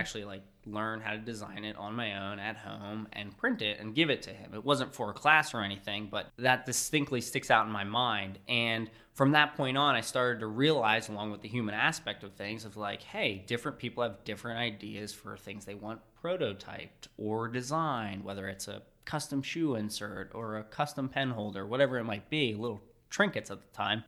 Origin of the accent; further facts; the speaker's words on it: Reading, Pennsylvania, United States; growing up in the Reading area